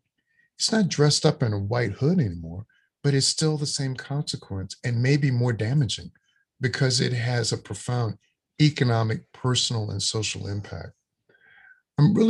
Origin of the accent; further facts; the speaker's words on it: Louisiana, United States; a child born in 1958 and growing up in Louisiana in the Deep South